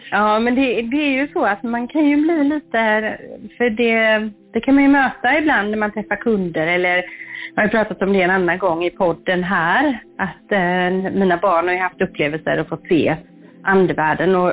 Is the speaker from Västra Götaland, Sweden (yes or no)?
yes; Hindås, Västra Götaland, Sweden; jag växte upp då i Hindås utanför Göteborg här.